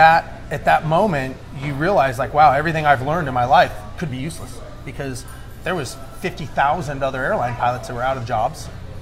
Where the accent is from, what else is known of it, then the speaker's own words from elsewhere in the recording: Huntington Beach, California, United States; moved away as an adult; also born or lived in Los Angeles / Guam; now in Houston, United States; I was born and raised on the West Coast in Huntington Beach, Orange County area. August of 2001, we moved here to Houston.